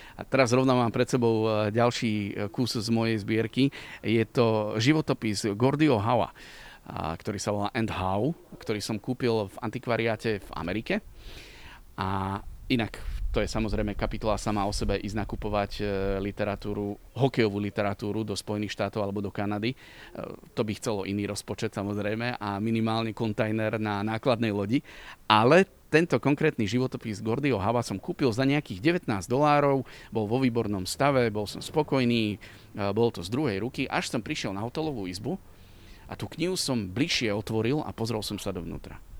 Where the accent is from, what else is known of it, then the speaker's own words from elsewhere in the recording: Liptovská Kokava, Žilina Region, Slovakia; now in Bratislava, Slovakia; Pochádzam z Liptovskej Kokavy, čo je okres Liptovský Mikuláš